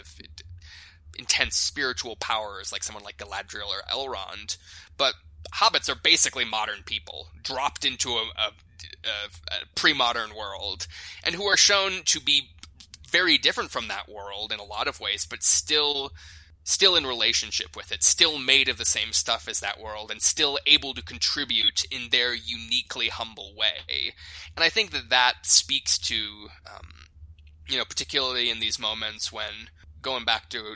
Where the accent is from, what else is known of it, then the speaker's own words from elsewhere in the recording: South Dakota, United States; the Lakota people where I grew up in South Dakota